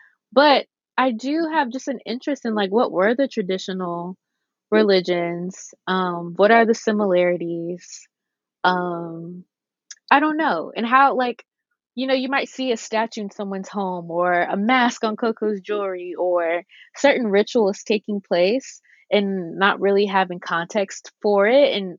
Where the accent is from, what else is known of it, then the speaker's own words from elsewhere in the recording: the South, United States; I think one thing too, at least for me, growing up in the South, missionary Black Baptist, Black church, like all of that.